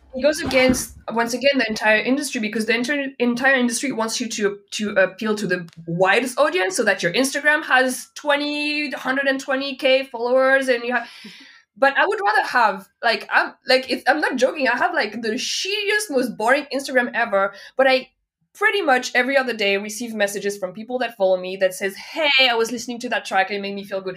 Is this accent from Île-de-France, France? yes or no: no; Nantes, Pays de la Loire, France; English is a second language; moved away as an adult; also born or lived in Paris, France / Montreal, Canada; now in Berlin, Germany; I grew up in Nantes.